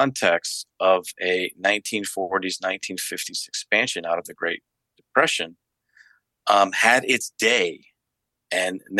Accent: United States; my own upbringing in the United States

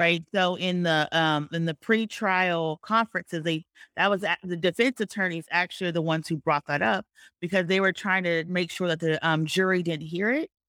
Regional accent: Georgia, United States; this is my home state of Georgia

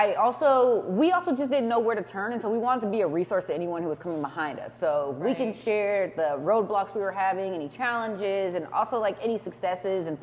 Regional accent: San Jose, California, United States; we're from San Jose, born and raised

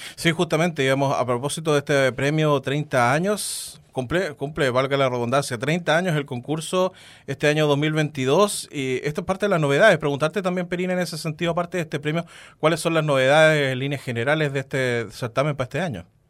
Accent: Chile; lo que somos como chilenos

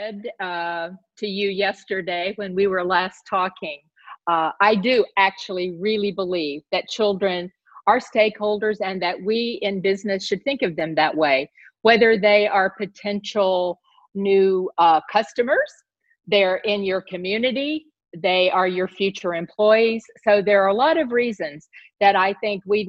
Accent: the South, United States; I grew up in the South. I grew up in the southern part of the United States

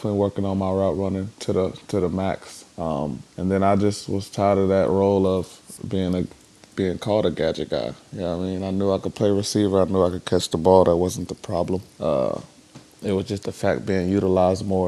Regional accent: Virginia, United States; moved away; I'm from Virginia

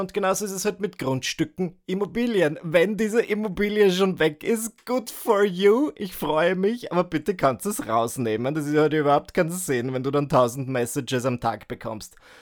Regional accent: Northern Burgenland, Austria; now in Vienna, Austria; zurück an meinem Heimatort, zurück in meiner Heimatregion, dem Nordburgenland

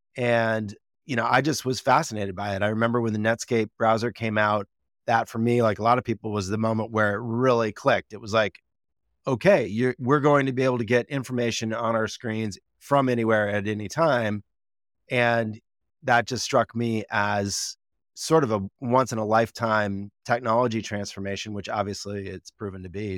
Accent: Wisconsin, United States; moved away as an adult; also born or lived in Washington, D.C.; now in California, United States; I'm a Midwesterner at heart. I grew up in Wisconsin, uh, for most of my, you know, teenage years

